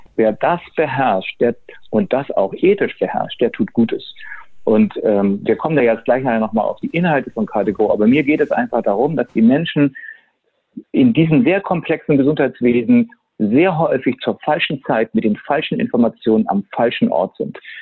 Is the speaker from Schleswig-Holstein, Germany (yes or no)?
no; Hamburg, Germany; Also ich bin geborener Hamburger, bin 58 Jahre alt